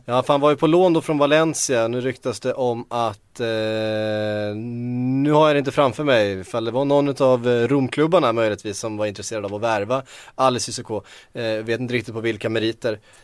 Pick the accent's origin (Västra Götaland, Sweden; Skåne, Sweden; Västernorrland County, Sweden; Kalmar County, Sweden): Kalmar County, Sweden; Västervik; accent: Västervik dialect; min Västerviks dialekt